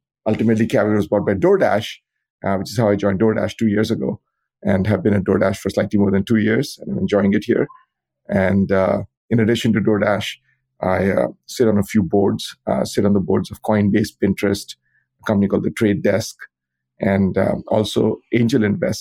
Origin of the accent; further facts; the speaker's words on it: India; moved away as an adult; now in United States; I grew up in India, where I got a bachelor's degree in computer science.